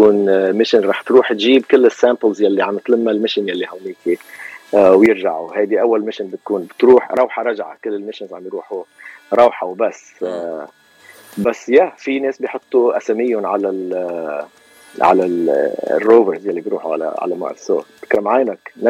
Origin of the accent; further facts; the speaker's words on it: Lebanon; moved away as an adult; now in Los Angeles, United States; من لبنان خلقت وربيت بلبنان آه و... و جيت على امريكا وصار لي هون تقريب ال 32 سنه